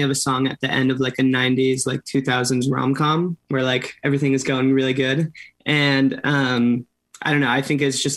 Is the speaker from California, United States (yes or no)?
yes; Orange County, California, United States; I'm from Orange County, so like an hour south